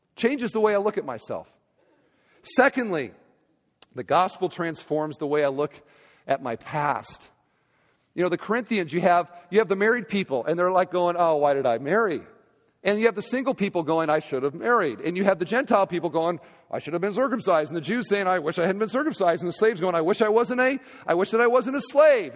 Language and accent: English; Iowa, United States; moved away; Iowa, my home state.